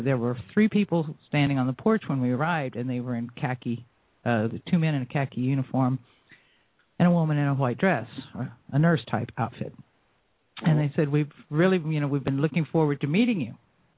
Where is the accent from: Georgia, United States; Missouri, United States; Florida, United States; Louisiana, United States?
Florida, United States; I was born and raised in Florida. We moved to Jacksonville